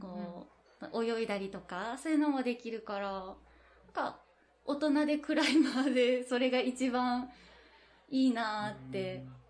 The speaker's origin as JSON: {"language": "Japanese", "region": "Fukuoka", "country": "Japan", "tie": "born or raised there", "also_born_or_lived": "Miyazaki / Canada", "moved": "as an adult", "said": "私福岡出身なんですけど"}